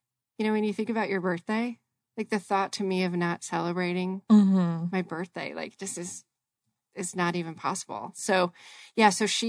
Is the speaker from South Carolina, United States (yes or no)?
no; Colorado, United States; now in Arizona, United States; I am originally from Colorado. I'm not super thrilled with the weather there. So I'm a sun girl. I've been in Arizona now, gosh, dates me a little bit, probably 35 years.